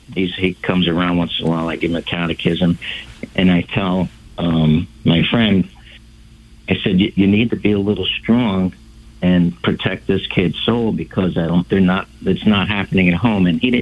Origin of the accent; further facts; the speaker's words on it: Connecticut, United States; now in Florida, United States; I'm from Connecticut.